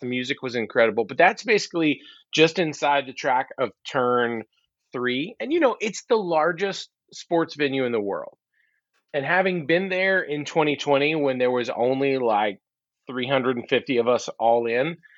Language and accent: English; Alabama, United States; now in Georgia, United States; Growing up in Alabama and living in Georgia the rest of my life